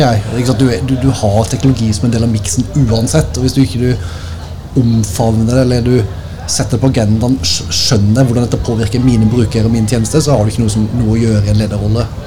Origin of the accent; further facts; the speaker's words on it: Tvedestrand, Agder, Norway; så er jeg fra Nesverk